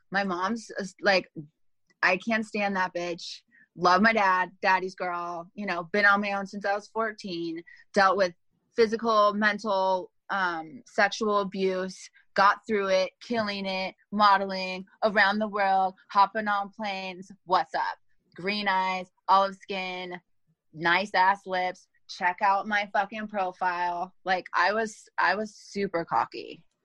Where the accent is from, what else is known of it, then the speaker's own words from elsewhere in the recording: Los Angeles, California, United States; also born or lived in Thousand Oaks / Hollywood / Inglewood / Monterey Park; I'm born and raised in Los Angeles